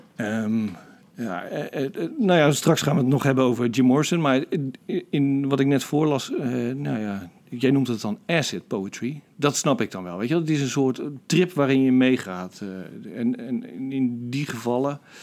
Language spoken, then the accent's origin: Dutch; Rotterdam, South Holland, Netherlands; ik ben Rotterdammer